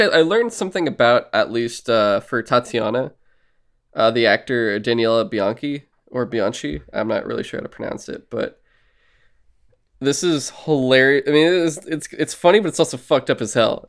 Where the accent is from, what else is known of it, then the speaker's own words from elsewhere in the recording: United States; I'm American